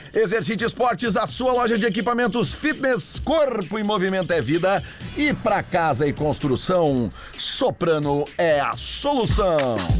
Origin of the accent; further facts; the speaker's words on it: Porto Alegre, Rio Grande do Sul, Brazil; eu, eu cresci na Avenida Farrapos, eh, voluntários, eh, Cristóvão Colombo, todo aquele, aquele bairro, toda aquela área que é perto ali agora, que chama de quarto distrito